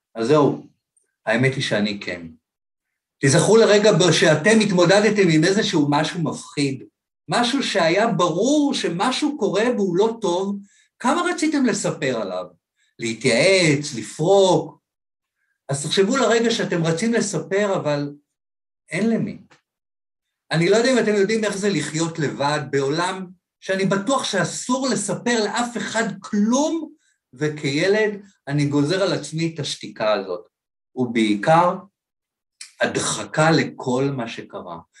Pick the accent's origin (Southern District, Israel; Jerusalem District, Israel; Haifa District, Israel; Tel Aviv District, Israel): Tel Aviv District, Israel; Ramat Gan; לשדרה שהייתי גר שם ברחוב ברמת גן